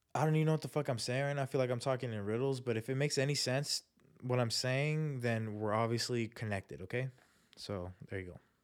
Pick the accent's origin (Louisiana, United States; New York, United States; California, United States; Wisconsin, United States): California, United States; Chula Vista; People that I knew growing up, people from my hometown, Chula Vista